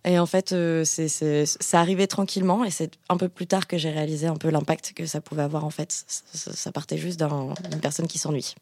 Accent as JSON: {"language": "French", "town": "Bordeaux", "region": "Nouvelle-Aquitaine", "country": "France", "said": "je suis bordelaise, donc je dis chocolatine"}